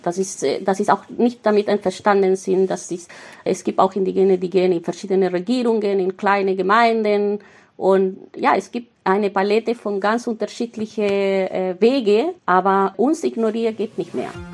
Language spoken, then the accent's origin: German; Mapuche reservation in southern Chile, Chile; first language Mapudungun; German is a second language; moved away as an adult; now in Berlin, Germany; Ich bin in einem Reservat aufgewachsen in Südchile, äh, in einem Mapuche-Reservat